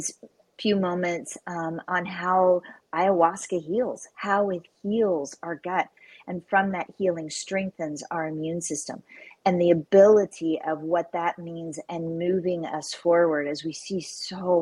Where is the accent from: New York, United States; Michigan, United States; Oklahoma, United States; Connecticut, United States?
Oklahoma, United States; I grew up on a cattle ranch in a very rural part of Oklahoma.